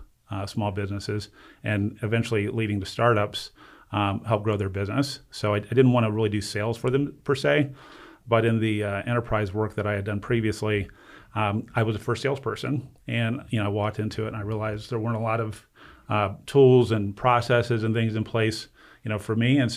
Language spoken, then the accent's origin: English; Northeast Ohio, United States; also born or lived in Cleveland, Ohio; I'm born and bred in Ohio, Northeast Ohio.